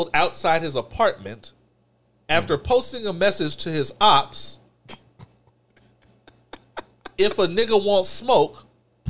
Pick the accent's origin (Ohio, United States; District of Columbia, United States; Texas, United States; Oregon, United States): Texas, United States; I'm from Texas